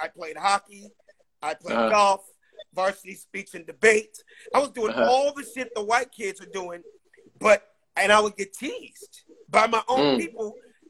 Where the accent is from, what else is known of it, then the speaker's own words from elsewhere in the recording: Los Angeles, California, United States; I was born and raised in South Central LA, I was the only black kid in an all-white private school in the middle of Beverly Hills for 10 years of my life.